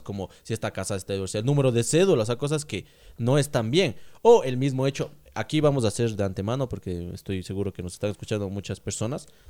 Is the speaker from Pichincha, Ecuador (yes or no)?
no; Ambato, Tungurahua, Ecuador; Somos ambateños ecuatorianos